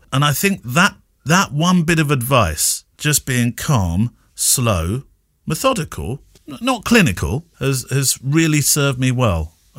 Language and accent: English; England, United Kingdom; I'm English.